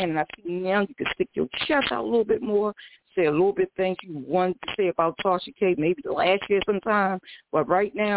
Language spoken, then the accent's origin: English; Baltimore, Maryland, United States; I'm straight from Baltimore, Maryland